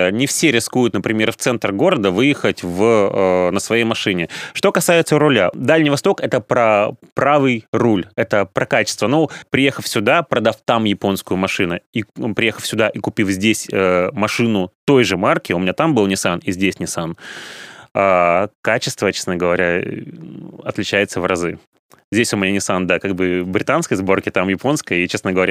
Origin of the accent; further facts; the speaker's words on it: Komsomolsk-on-Amur, Khabarovsk Krai, Russia; moved away as an adult; now in Saint Petersburg, Russia; я родился в Комсомольске на Амуре, да.